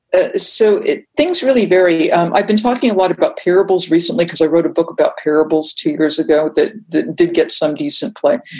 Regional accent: Massachusetts, United States; I'm from Massachusetts

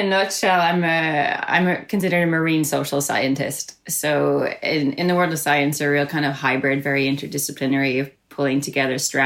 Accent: County Donegal, Ireland; where I grew up in Donegal, it's one of the most sort of regional, kind of peripheral parts of Ireland, very rural

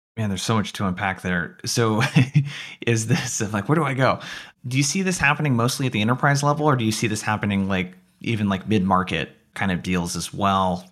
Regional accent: Oregon, United States; I grew up in Oregon.

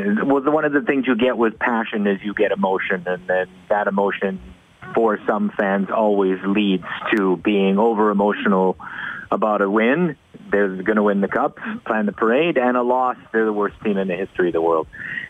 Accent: Edmonton, Alberta, Canada; moved away as an adult; now in Montreal, Canada; as I started in the market in Edmonton and then moved to Montreal, being born and raised in Edmonton

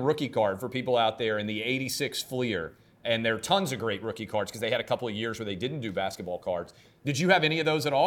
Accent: Nashville, Tennessee, United States; here in my hometown of Nashville

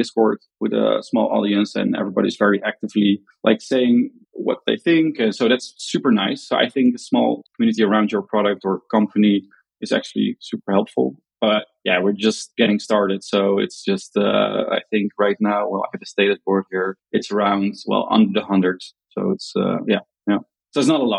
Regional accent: Netherlands; accent: Dutch; English is a second language; I'm from the Netherlands.

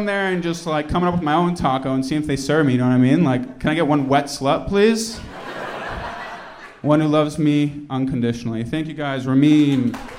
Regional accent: Newton, Massachusetts, United States; I'm from Newton.

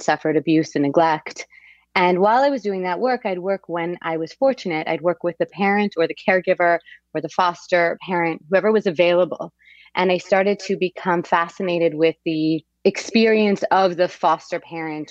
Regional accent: Quebec, Canada; I'm from Quebec, and in Quebec, you have a two-year post-high school pre-university.

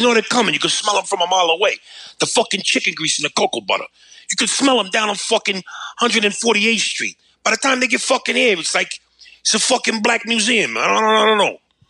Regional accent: United States; moved away; also born or lived in New Jersey; this is what I did love about growing up in New York and New Jersey

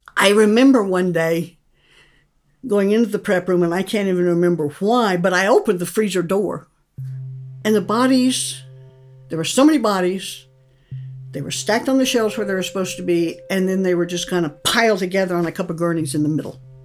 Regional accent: Montrose, Colorado, United States; moved away as an adult; now in Kentucky, United States; I am currently living in Kentucky, but I grew up in Montrose. I was raised there, went to school there

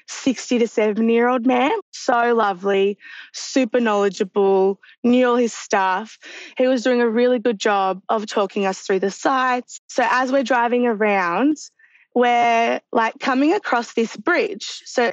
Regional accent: Melbourne, Victoria, Australia; I'm from Melbourne, Australia.

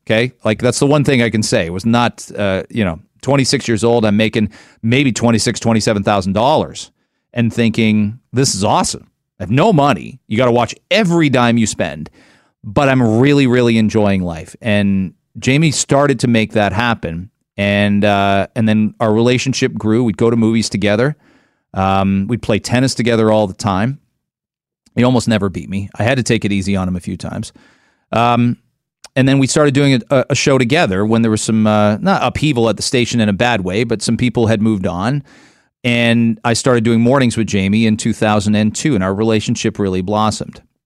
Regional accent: Canada; moved away as an adult; I'm a Canadian

